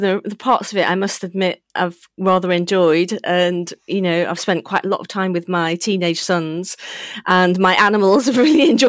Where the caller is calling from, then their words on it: Chepstow, Wales, United Kingdom; I'm from my home in Chepstow.